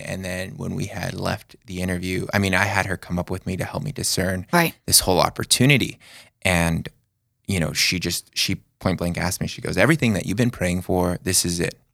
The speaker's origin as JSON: {"language": "English", "town": "Las Vegas", "region": "Nevada", "country": "United States", "tie": "born or raised there", "moved": "yes", "said": "I was born and raised in Las Vegas, Nevada"}